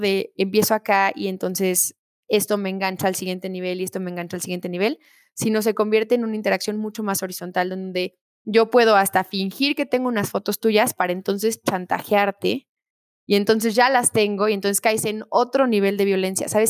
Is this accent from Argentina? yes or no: no; Mexico; como mexicanos